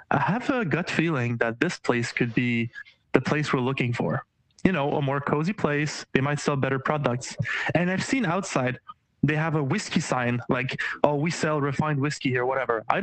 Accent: Quebec, Canada; well, uh, I'm from I'm from Canada, Quebec.

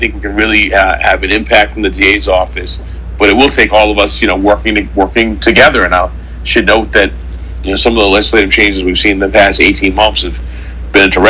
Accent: New York City, New York, United States; I grew up in Harlem, Central Harlem in the 80s

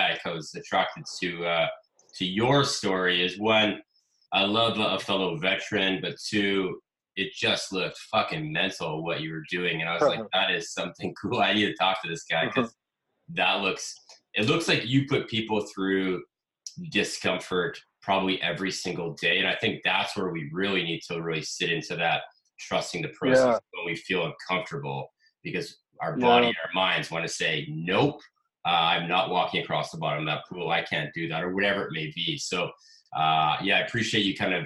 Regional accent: Canada; I'm a Canadian, so I'm up here in Canada

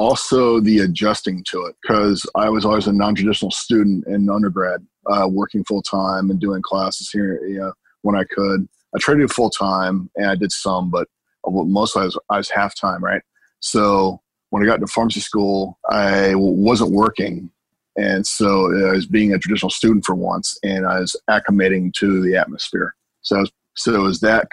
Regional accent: Seattle, Washington, United States; moved away as an adult; now in South Florida, United States; I'm originally from Seattle. And I've been in South Florida for about 10 years or so.

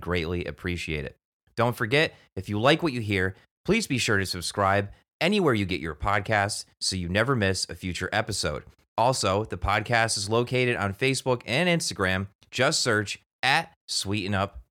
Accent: Newtown, Connecticut, United States; we were both growing up in Newtown

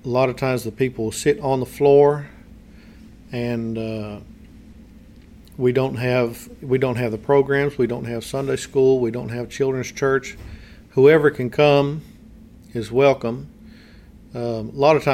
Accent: United States; moved away as an adult; we know American culture because we grew up here

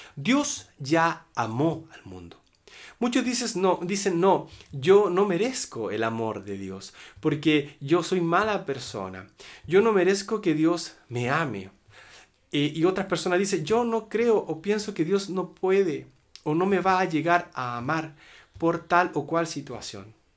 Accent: Chile; En mi país, Chile

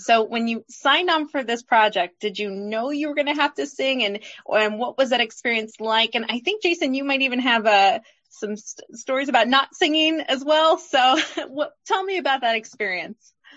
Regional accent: Midwest, United States; me and my co-hosts, we're from the Midwest

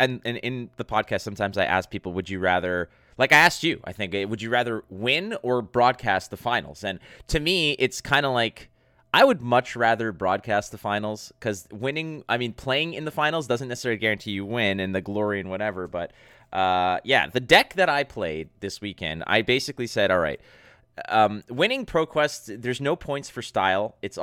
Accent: Montreal, Quebec, Canada; now in Mississauga, Canada; I am in Toronto. I'm born and raised in Montreal.

